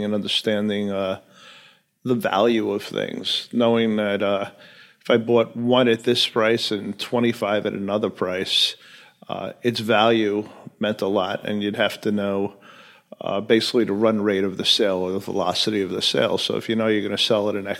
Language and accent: English; New York City, New York, United States; moved away as an adult; I grew up in Queens, a place called Bayside, a little earlier than that, Flushing. But Bayside, Queens was most of my youth.